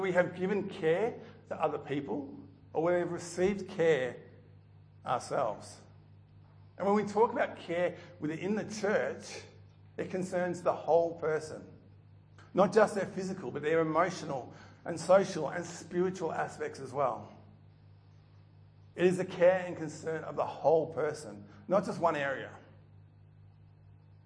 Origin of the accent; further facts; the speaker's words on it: Melton, Victoria, Australia; I grew up in Melton, which for those who know it now, is built up a little bit